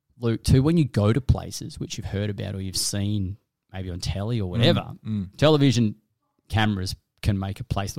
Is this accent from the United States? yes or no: no; Cooma, New South Wales, Australia; But I tell you what, I grew up in Cooma in the Snow Mountains. So fishing, hunting, doing all that.